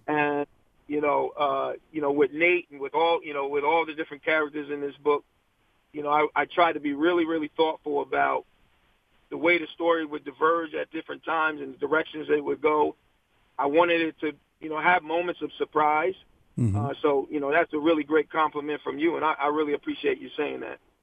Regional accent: Virginia, United States; now in New Jersey, United States; I was born in Virginia. And, mm. uh, unfortunately, left and came to New Jersey

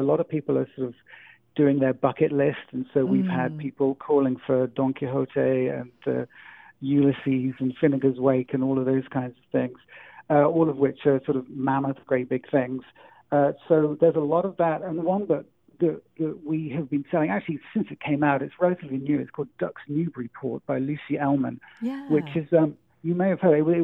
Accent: England, United Kingdom; moved away; being English

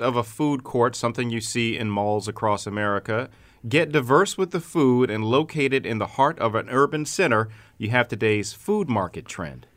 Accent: Baltimore, Maryland, United States; now in Syracuse, United States; my hometown of Baltimore

